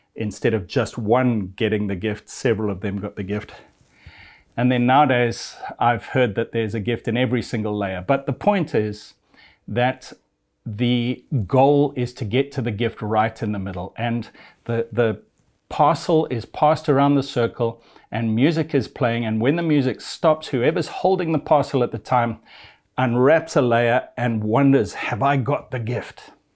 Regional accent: Zimbabwe; I'm of European descent, but I was born in a little African country called Zimbabwe

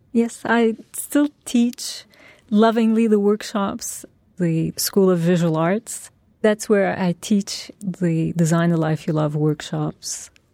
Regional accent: Turkey; now in New York, United States; my roots are in Turkey. That's my past. That's why, where I grew up and that's my culture, my family

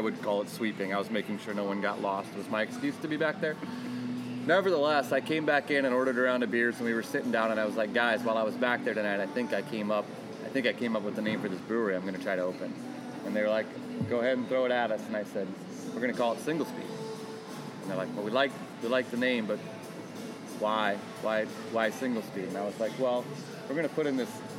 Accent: New Hampton, Iowa, United States; also born or lived in Waterloo, Iowa / Cedar Falls, Iowa; I'm from New Hampton, which is an hour north.

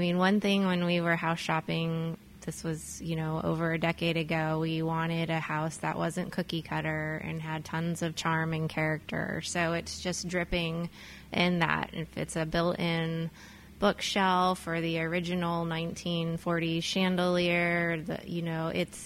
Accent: Stockton, California, United States; moved away as an adult; now in Napa, United States; I grew up in San Joaquin Valley in Stockton, California, which is the Central Valley here in California

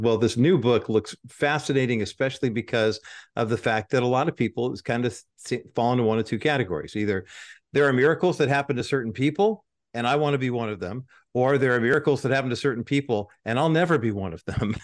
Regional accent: Orange County, California, United States; also born or lived in East Whittier, California; I was born in East Whittier and then moved to Orange County when I was seven

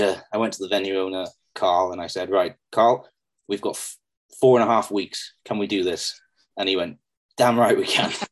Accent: Pembroke, Wales, United Kingdom; i'm going to be working in front of my hometown

